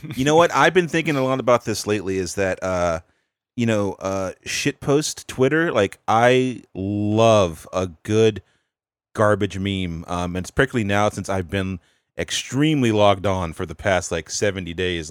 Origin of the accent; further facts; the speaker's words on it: North Carolina, United States; I'm from the South, North Carolina